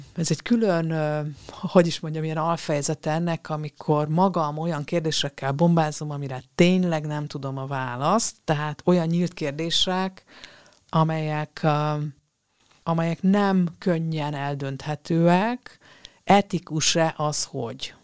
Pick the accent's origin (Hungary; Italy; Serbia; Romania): Romania; moved away; ahol én születtem, ez egy románul is használható név volt